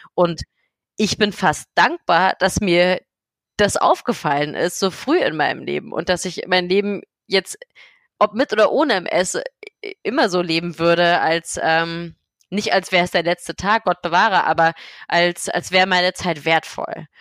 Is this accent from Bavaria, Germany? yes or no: no; Berlin, Germany; ich komme aus Berlin, ich bin 29 Jahre alt